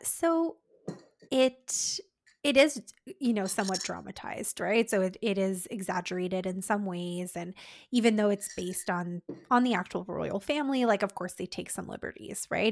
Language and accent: English; Canada; We're Canadian dietitians